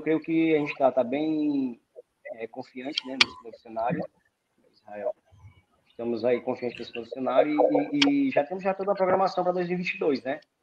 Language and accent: Portuguese; Sobral, Ceará, Brazil; sou de Sobral